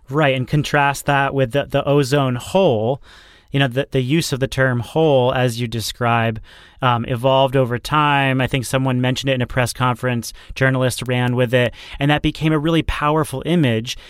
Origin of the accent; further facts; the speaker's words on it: New Hampshire, United States; New Hampshire governor, my home state